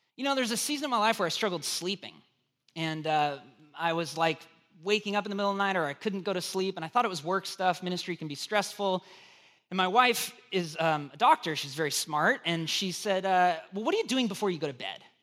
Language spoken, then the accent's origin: English; United States; being an American